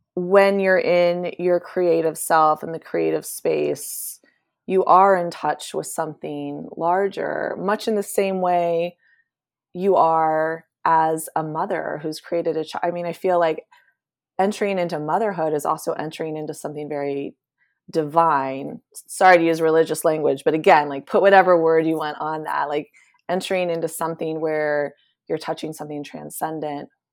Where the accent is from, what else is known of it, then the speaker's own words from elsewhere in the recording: Appalachian foothills of Eastern Ohio, United States; I grew up in the Appalachian foothills of Eastern Ohio on a Mennonite commune